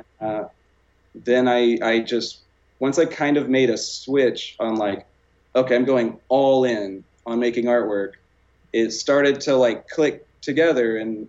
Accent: small town outside of Houston, Texas, United States; moved away as an adult; I'm from Texas. I just moved out here. I'm from like a really small town outside of Houston

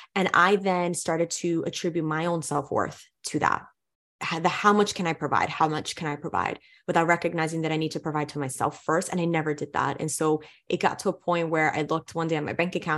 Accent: New York City, New York, United States; growing up in New York City

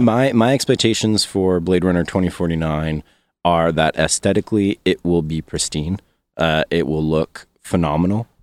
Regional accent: Canada; as a Canadian

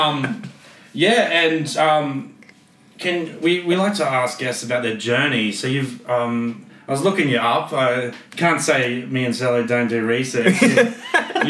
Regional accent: Queensland, Australia; now in Melbourne, Australia; As one Queenslander that's moved to the big smoke

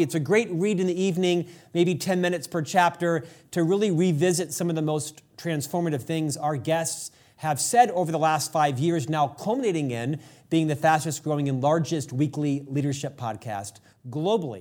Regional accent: Orlando, Florida, United States; moved away as an adult; now in Utah, United States; I'm an Orlando boy, born and raised in Orlando, Florida, transplanted out to Utah 30 years ago

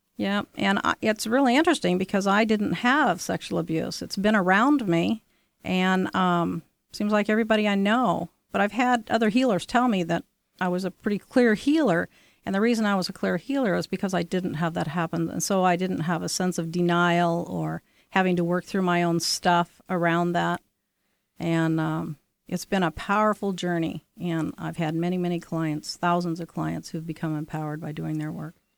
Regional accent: Orcas Island, San Juan Islands, Washington, United States; I grew up on Arcus Island and the San Juan Islands

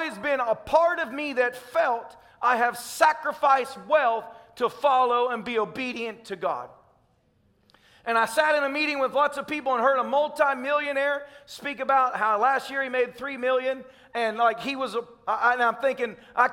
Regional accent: Tennessee, United States; I'm a redneck from Tennessee

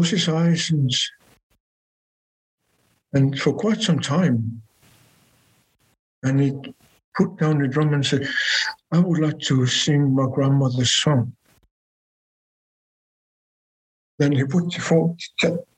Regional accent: Greenland; I'm from Greenland

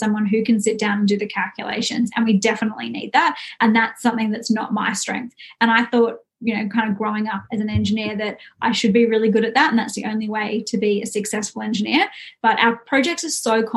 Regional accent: Brisbane, Queensland, Australia; I grew up in Brisbane

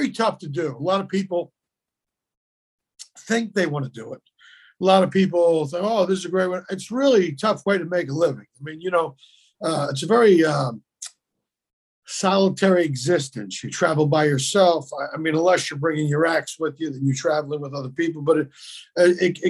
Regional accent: Philadelphia, Pennsylvania, United States; moved away as an adult; also born or lived in Los Angeles; I'm from Philly

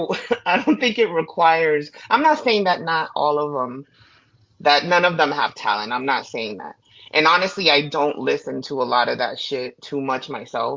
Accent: Florida, United States; I'm from Florida

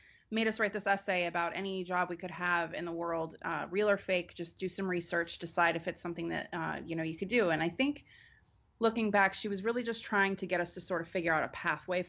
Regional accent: Bay Area, California, United States; also born or lived in Nevada / Los Angeles; I went to a performing arts high school in the Bay Area where I grew up. So I'm born and raised in California

